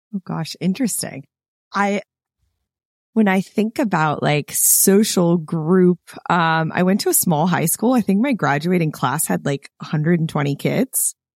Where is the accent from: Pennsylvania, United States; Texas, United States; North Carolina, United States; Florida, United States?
Florida, United States; Clearwater; moved away as an adult; I grew up in Clearwater, Florida.